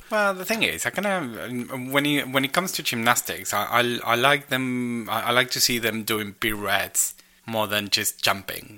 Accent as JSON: {"language": "English", "country": "Argentina", "said": "I am Argentinian"}